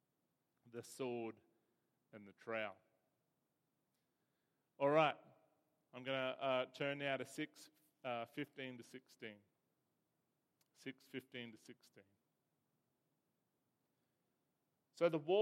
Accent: Bega, New South Wales, Australia; I was born in Bega, where the cheese comes from

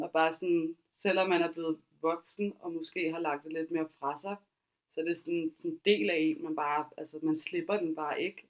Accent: Høje-Taastrup, Capital Region of Denmark, Denmark; jeg er også fra Højtostrup

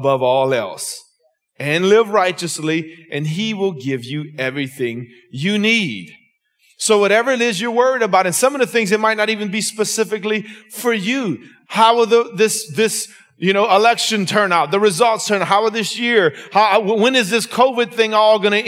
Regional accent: Lafayette, Louisiana, United States; I'm from Lafayette, Louisiana, Scott, South Louisiana

